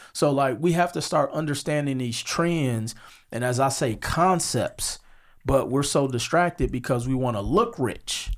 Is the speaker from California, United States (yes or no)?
no; Milwaukee, Wisconsin, United States; moved away as an adult; also born or lived in Las Vegas; I'm from Milwaukee, Wisconsin. I grew up on 47th and Hampton.